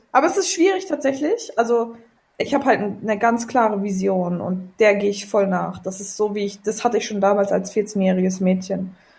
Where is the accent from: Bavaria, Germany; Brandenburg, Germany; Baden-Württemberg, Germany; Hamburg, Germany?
Brandenburg, Germany; Potsdam; also born or lived in England; da bin ich groß geworden im Fußball